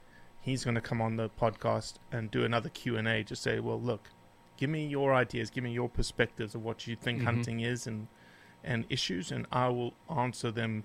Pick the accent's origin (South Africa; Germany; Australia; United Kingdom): South Africa; also born or lived in Rio de Janeiro, Brazil; now in United States; Yeah, so I say I was born and raised in South Africa because it's just an easier way to explain my sort of pavement special genetics. I was born actually in Rio de Janeiro, Brazil